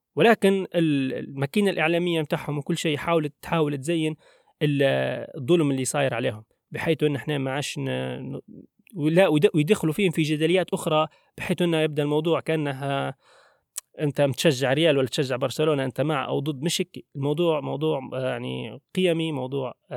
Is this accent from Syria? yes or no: no; Libya; احنا كليبيين مثلا على سبيل المثال احنا مثلا هويتنا ان احنا ليبيين